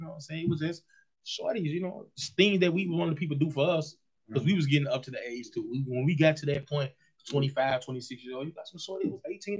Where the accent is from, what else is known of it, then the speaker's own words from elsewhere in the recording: Chicago, Illinois, United States; I'm from Chicago.